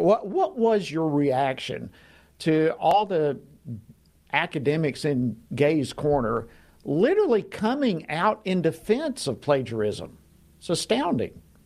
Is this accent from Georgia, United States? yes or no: yes; Georgia, United States; Georgia, for example, my home state